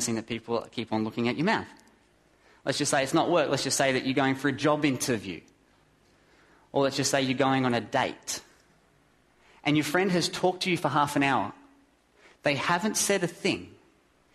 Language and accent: English; Australia; I'm an Aussie